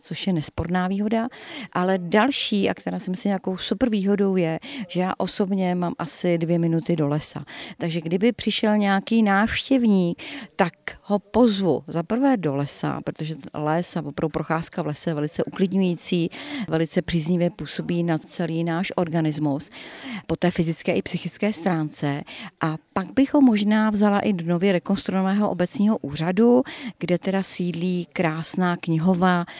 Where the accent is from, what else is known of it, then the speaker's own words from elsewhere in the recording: Rokycany, Plzeň Region, Czechia; also born or lived in Turnov; now in Včelná, Czech Republic; Rokycany, kde jsem prožila také velký kus života a tam jsem bydlela teda se svými rodiči